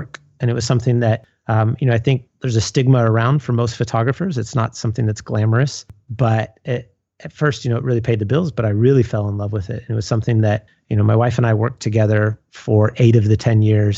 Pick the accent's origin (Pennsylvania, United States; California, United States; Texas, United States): California, United States; San Leandro; moved away as an adult; also born or lived in San Luis Obispo, California / Seattle, Washington; born and raised in the Bay Area. Grew up in a town called San Leandro, just south of Oakland